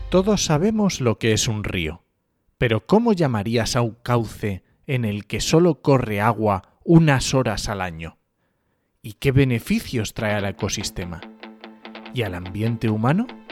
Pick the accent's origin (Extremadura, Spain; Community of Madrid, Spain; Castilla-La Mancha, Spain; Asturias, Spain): Asturias, Spain; yo soy asturiano